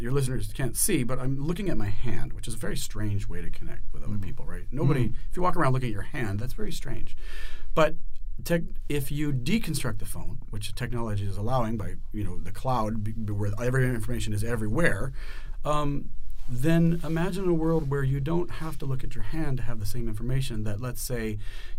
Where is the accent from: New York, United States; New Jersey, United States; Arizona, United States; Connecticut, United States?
Arizona, United States; Prescott; I grew up in Prescott, Arizona, redneck